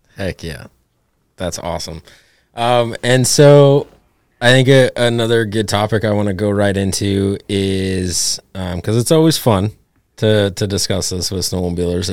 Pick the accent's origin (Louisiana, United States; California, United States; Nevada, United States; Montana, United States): Montana, United States; Ovando; now in Oregon, United States; I grew up in Ovando